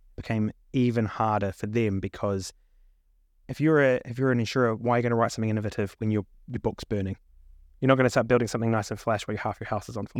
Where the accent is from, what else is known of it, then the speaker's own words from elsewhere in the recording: New Zealand; moved away as an adult; also born or lived in Melbourne, Australia; now in London, United Kingdom; born and raised in New Zealand